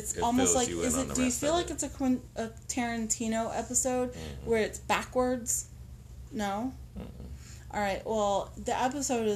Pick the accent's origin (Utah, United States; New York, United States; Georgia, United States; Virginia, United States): Virginia, United States; Virginia Beach area, Southern; now in Baltimore, United States; I'm from Southern Virginia